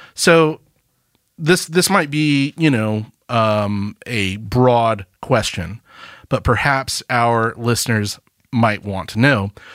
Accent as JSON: {"language": "English", "town": "Birmingham", "region": "Alabama", "country": "United States", "tie": "born or raised there", "also_born_or_lived": "Tuscaloosa, Alabama", "said": "I grew up in Birmingham"}